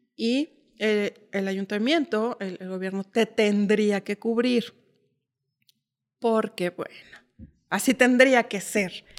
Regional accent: Mexico City, Mexico; moved away as an adult; now in Uruapan, Mexico; yo nací en la Ciudad de México, viví 20 años, 29 años en la Ciudad de México

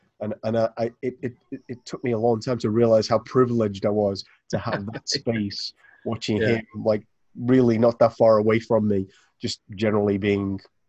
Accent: Liverpool, North West England, United Kingdom; because I'm from Liverpool, as these guys know

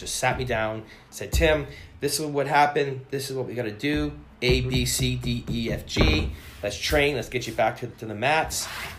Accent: Ontario, Canada; I moved here from Ontario, from near London, Ontario, about an hour and a half outside of Toronto.

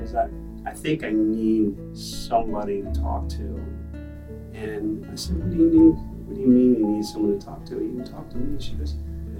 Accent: McLean, Virginia, United States; I was raised in McLean, and my parents lived in McLean

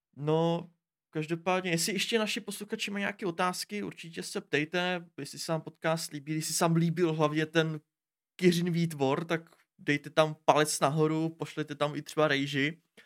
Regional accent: Pardubice, Pardubice Region, Czechia; já jsem z Pardubic

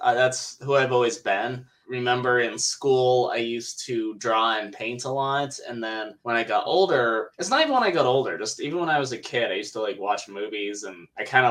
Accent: Wyoming, United States; moved away as an adult; also born or lived in Denver, Colorado; I grew up in Wyoming

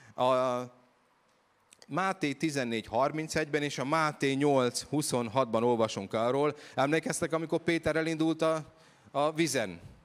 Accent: Hungary; Én egy egyszerű magyar gyerek vagyok

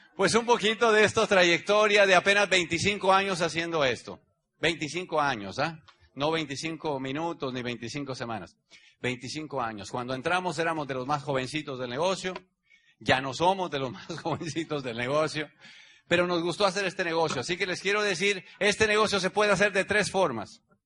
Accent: Mexico; Mi país, México, es el país que tiene 120 millones de habitantes donde yo nací. Tengo el ombligo enterrado ahí

